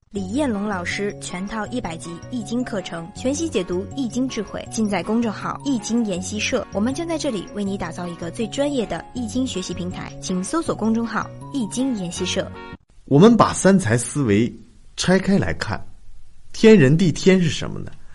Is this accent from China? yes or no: yes; China; 我们中国人